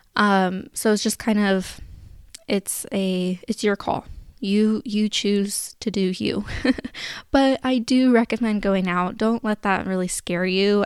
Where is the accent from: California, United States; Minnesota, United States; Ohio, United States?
California, United States; Sacramento; I'm from Sacramento